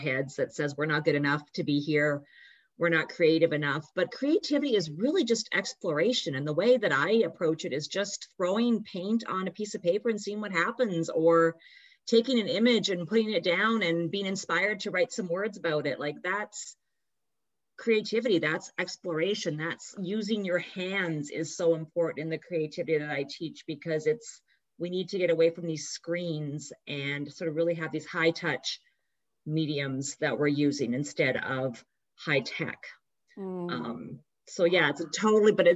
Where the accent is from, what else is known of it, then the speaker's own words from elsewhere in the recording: Canada; also born or lived in New York City; now in New York, United States; I live outside of New York City, but I'm a Canadian